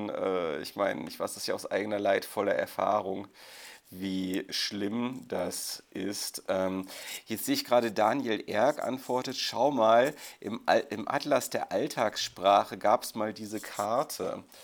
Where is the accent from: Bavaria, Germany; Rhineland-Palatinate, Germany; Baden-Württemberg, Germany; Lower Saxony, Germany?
Baden-Württemberg, Germany; Zuckerle, ich gebe es zu, ich bin Schwabe.